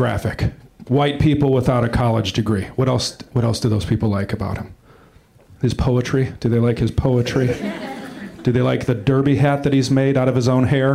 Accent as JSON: {"language": "English", "region": "Wisconsin", "country": "United States", "moved": "yes", "lives_now": "Los Angeles, United States", "said": "I am from Wisconsin"}